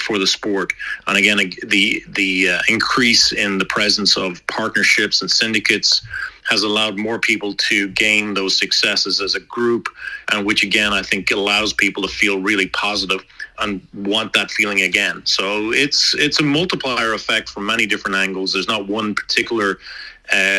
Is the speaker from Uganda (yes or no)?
no; Ireland; now in United States; Being an Irishman